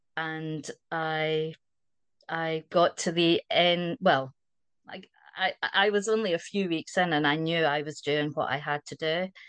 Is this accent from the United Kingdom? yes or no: yes; Scotland, United Kingdom; accent: Scottish; moved away as an adult; also born or lived in Wiltshire, South West England; now in South West England, United Kingdom; you might be able to tell from the accent I'm Scottish